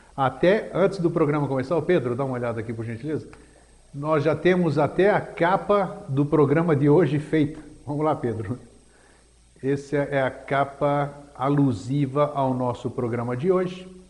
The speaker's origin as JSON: {"language": "Portuguese", "town": "Athens", "region": "Attica", "country": "Greece", "tie": "born or raised there", "moved": "yes", "lives_now": "Brazil", "said": "grego de nascença, como todos sabem, eu nasci em Atenas, Grécia, e estou no Brasil desde 9 de junho de 1954"}